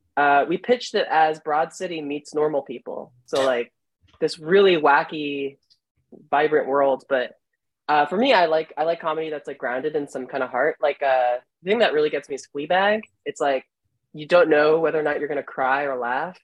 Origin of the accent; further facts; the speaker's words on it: New Jersey, United States; now in Chicago, United States; I'm from Jersey.